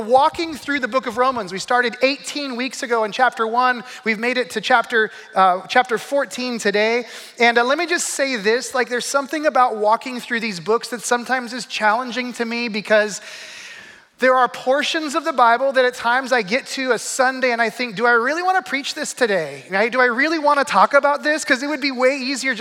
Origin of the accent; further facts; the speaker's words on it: Arizona, United States; also born or lived in Flagstaff; I grew up in Arizona